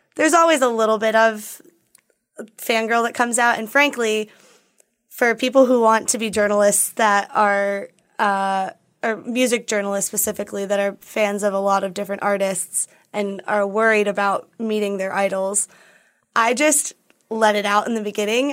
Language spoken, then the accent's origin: English; Minneapolis, Minnesota, United States; moved away; I'm from Minneapolis